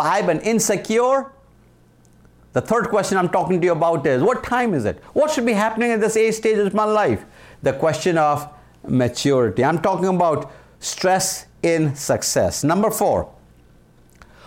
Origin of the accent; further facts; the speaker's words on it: India; moved away as an adult; now in United States; I was from India, so we spoke British English